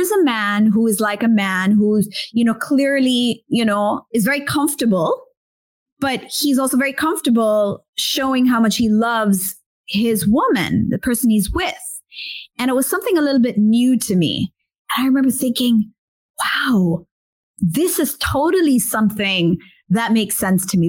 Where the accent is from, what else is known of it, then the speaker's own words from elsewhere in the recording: India; being Indian myself